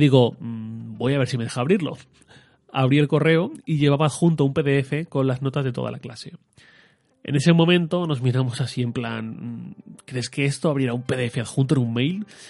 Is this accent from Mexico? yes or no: no; Torrent, Valencian Community, Spain; salí de Torrent, de mi pueblo, a Valencia